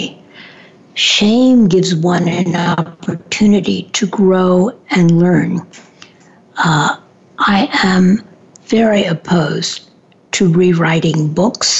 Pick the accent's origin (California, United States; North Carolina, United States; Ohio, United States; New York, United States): New York, United States; New York City; I grew up in New York